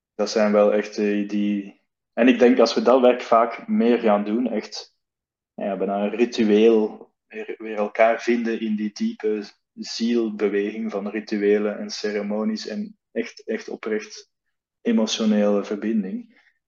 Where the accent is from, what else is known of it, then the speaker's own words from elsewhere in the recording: Belgium; now in Netherlands; ik kom uit België